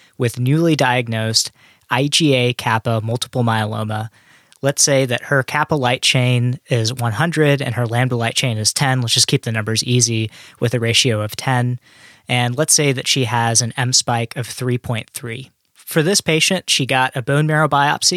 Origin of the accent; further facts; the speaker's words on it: Knoxville, Tennessee, United States; moved away; I grew up in Knoxville, Tennessee